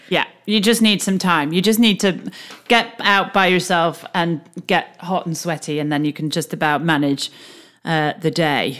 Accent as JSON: {"language": "English", "country": "United Kingdom", "also_born_or_lived": "United States", "accent": "British", "said": "we're British and we're living in the States"}